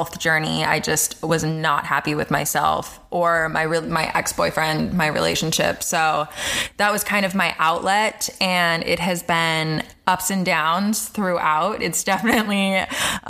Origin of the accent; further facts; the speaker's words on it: Palm Springs, California, United States; moved away; I grew up in Palm Springs, California